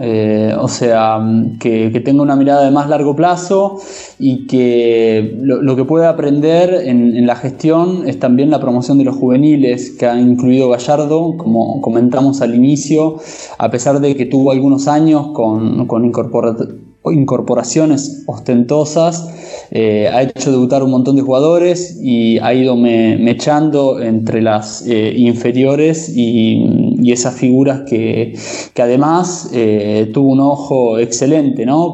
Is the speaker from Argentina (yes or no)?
yes; Argentina; como argentino y hincha de estudiantes